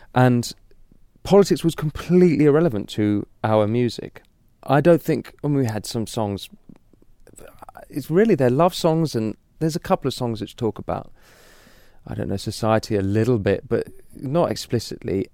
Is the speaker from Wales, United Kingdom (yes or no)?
no; London, United Kingdom; I'm really a, a city boy, you know, I'm from London.